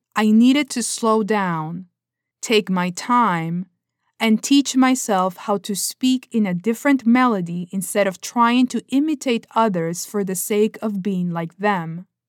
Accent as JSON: {"language": "English", "country": "Peru", "first_language": "Spanish", "second_language": "English", "moved": "as an adult", "lives_now": "California, United States"}